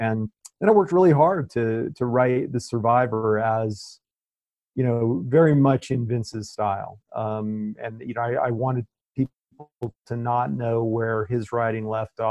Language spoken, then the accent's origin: English; Spain; now in United States; I mean, I come from Spain, right? And I mean, they were locked down.